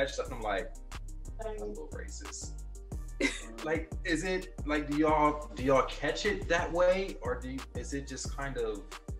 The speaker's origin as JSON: {"language": "English", "region": "Pennsylvania", "country": "United States", "tie": "born or raised there", "said": "growing up in the North, I grew up in Pennsylvania"}